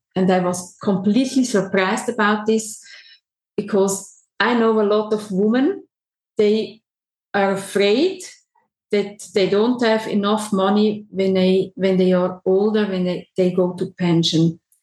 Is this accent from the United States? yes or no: no; Switzerland; I'm a, a, typical Swiss woman. I'm born here and I lived my whole life in Switzerland